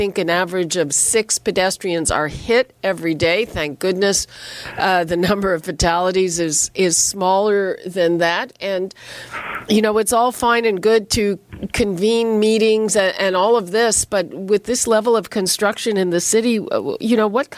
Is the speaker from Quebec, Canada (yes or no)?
yes; Montreal, Quebec, Canada; now in Toronto, Canada; I was born in Montreal